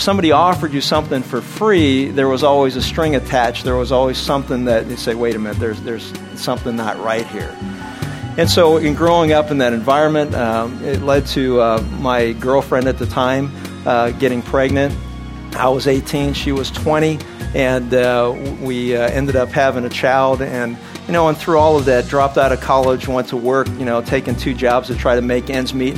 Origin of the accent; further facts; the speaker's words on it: Pittsburgh, Pennsylvania, United States; I was born and raised in Pittsburgh, Pennsylvania